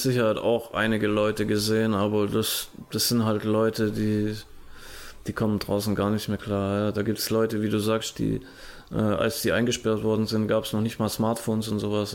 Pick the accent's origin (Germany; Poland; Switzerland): Germany; bei uns in Deutschland